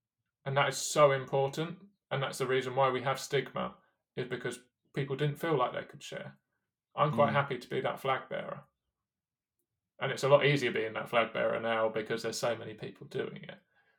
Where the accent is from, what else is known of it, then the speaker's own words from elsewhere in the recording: United Kingdom; especially as a British athlete at London.